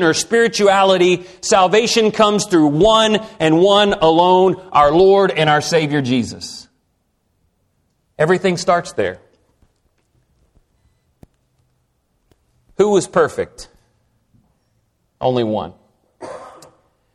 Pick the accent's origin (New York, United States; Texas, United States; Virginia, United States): Texas, United States; I'm from Texas